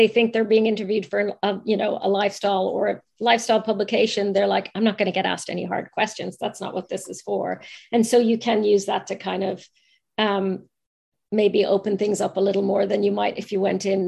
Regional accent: Ireland; accent: Irish; my Irish accent

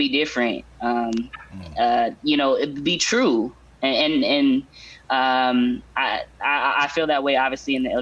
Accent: Portland, Oregon, United States; Born and raised in Portland, the backyard of the swoosh.

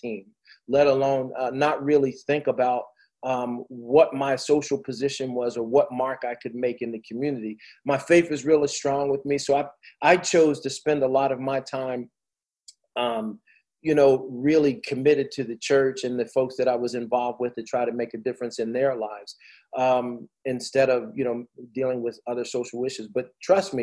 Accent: New Jersey, United States; I played in New Jersey. I'm from Jersey

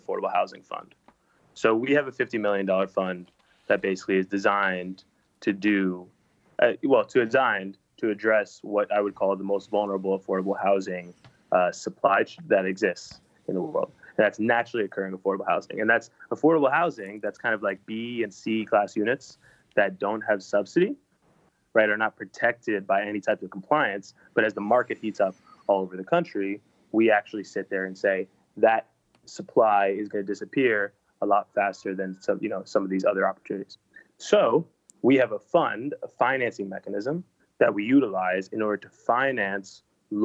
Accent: New York, United States; also born or lived in San Francisco / Los Angeles; I'm from New York originally. And I grew up here in the city, and I feel a little bit and a lot of it defined by the city

